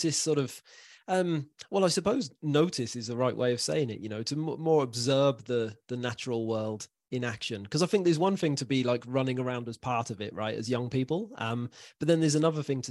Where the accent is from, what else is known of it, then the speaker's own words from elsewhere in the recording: Lowestoft, East of England, United Kingdom; I actually grew up in East Anglia, as it goes